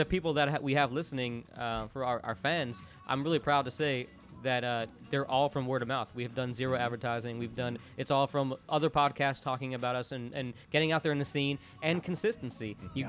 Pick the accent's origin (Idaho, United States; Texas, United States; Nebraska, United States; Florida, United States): Florida, United States; Orlando; moved away; I grew up in Orlando, Florida, during like the whole rave party scene and all that.